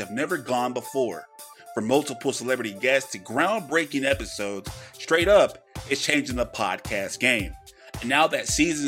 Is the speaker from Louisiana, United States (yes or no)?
yes; Louisiana, United States; I'm from Louisiana, born and raised